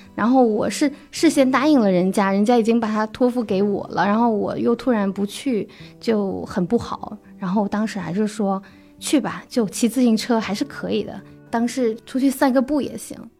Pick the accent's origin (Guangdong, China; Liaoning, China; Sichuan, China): Guangdong, China; now in Beijing, China; 我是来自广东潮汕地区的，现在是一名媒体人